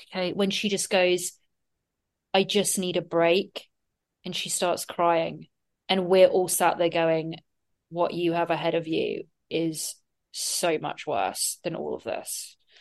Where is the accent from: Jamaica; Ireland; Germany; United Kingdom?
United Kingdom; England; now in United States; being an English person